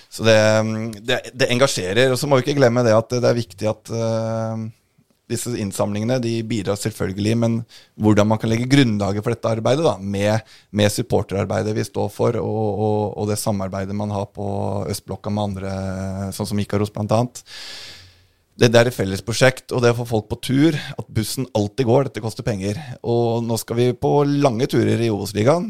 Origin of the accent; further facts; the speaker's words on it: Oslo, Norway; jeg er fra Oslo øst